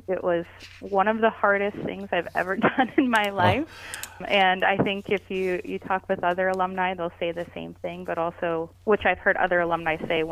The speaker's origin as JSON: {"language": "English", "town": "Erie", "region": "Pennsylvania", "country": "United States", "tie": "born or raised there", "said": "I grew up in Erie"}